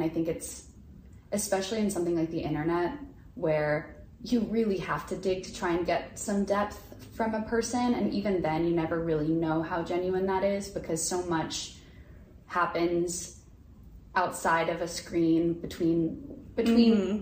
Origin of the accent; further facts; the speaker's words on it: Houston, Texas, United States; I'm from Houston